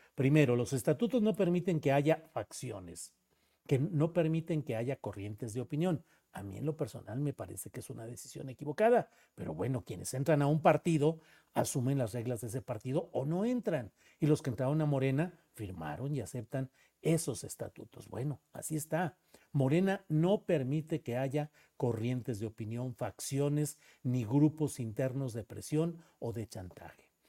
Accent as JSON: {"language": "Spanish", "town": "Torreón", "region": "Coahuila", "country": "Mexico", "tie": "born or raised there", "said": "Yo nací por allá en Torreón, Coahuila, ahí por aquellos rumbos de abajo del Cerro de las Noas"}